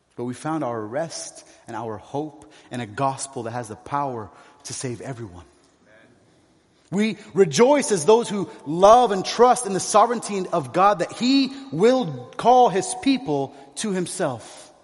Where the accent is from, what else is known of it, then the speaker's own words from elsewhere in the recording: San Diego, California, United States; moved away as an adult; also born or lived in Kuwait; now in Beirut, Lebanon; I spent most of my life there in San Diego